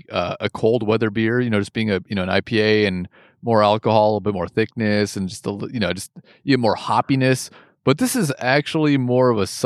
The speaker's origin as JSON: {"language": "English", "country": "United States", "tie": "born there", "said": "Because I'm American born."}